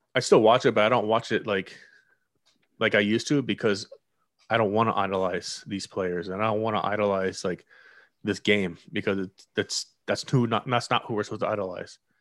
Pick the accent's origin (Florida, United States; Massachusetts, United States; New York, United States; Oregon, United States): Florida, United States; near Fort Lauderdale, South; I've grown up in the city. Not that not Fort Lauderdale. I mean, pretty much. For, I'm right down the road from Fort Lauderdale